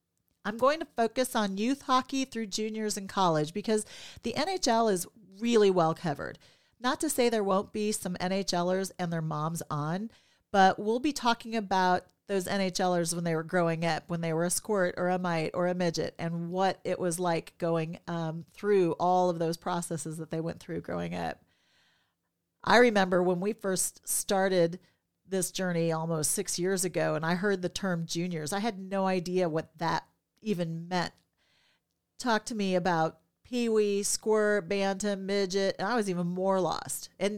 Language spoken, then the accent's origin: English; Minnesota, United States; born there; I was born in Minnesota, the state of hockey, and having lived in many states